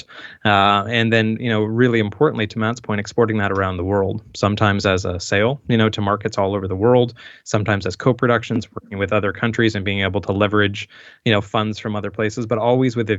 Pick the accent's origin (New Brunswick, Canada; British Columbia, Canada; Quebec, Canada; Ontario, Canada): New Brunswick, Canada; just outside of Saint John; moved away as an adult; also born or lived in Toronto; I grew up in just outside of St. John, New Brunswick